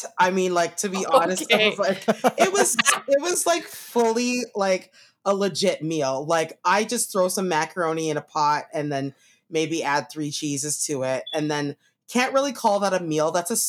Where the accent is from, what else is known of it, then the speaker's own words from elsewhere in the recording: Toronto, Ontario, Canada; But I grew up in Toronto area, in the east side of Toronto called Scarborough. Pretty much, like had a very, diverse, group of people there.